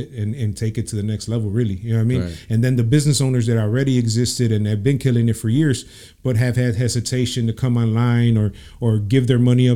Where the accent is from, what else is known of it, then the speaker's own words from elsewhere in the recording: Chicago, Illinois, United States; Born and raised in Chicago.